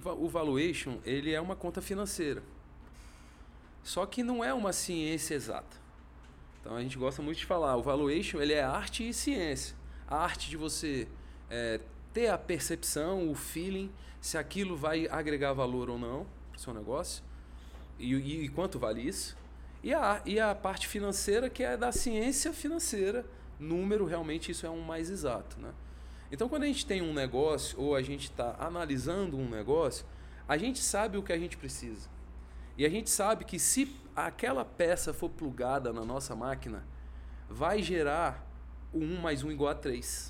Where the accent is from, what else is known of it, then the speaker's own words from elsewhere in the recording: Brasília, Federal District, Brazil; sou de Brasília, vivia minha vida toda aqui